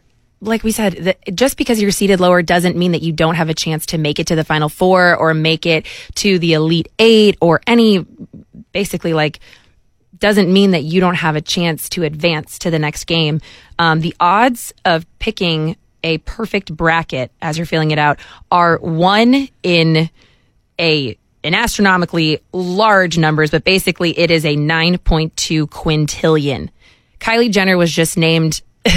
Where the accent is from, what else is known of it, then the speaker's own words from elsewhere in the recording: Chicago, Illinois, United States; moved away; I'm from Chicago originally